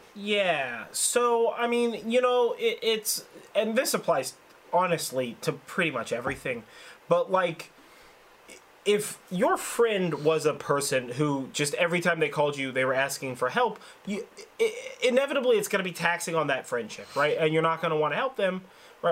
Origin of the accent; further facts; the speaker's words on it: Sonoma, California, United States; I grew up in Sonoma, so I grew up in a, in a significantly more rural